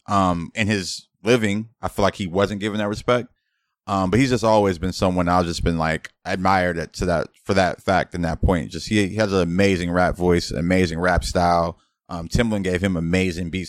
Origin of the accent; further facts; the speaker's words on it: Los Angeles, California, United States; growing up in Los Angeles, it's like I'm damn near Spanish myself